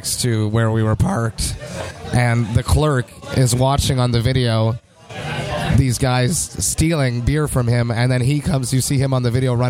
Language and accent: English; Canada; now in Montreal, Canada; I'm so Canadian. You know, I live like in this little easy place. There's minimal violence. I've never heard a gunshot in Montreal.